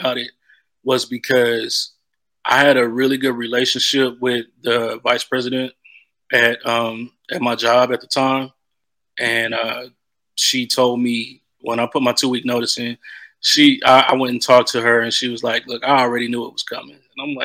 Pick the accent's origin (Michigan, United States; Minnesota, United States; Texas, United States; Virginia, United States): Texas, United States; moved away as an adult; also born or lived in Los Angeles; I growing up in Texas, being a country boy